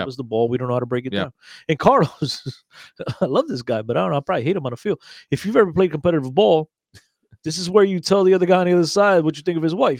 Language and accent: English; Gafanha do Carmo, Aveiro District, Portugal; And he's got a great name because I'm from Gafanha do Carmo, so Carmo.